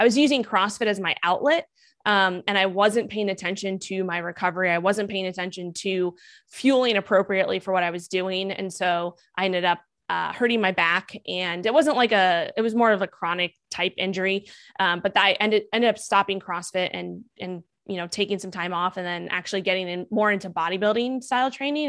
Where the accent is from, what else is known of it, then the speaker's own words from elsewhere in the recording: New York City, New York, United States; also born or lived in Miami; I grew up in Manhattan, New York